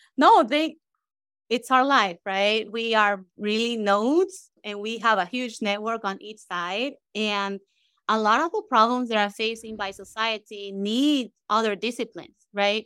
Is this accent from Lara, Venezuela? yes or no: no; Caracas, Capital District, Venezuela; moved away as an adult; now in United States; growing up in Venezuela, right, and, and trying to even find a court that is empty in Caracas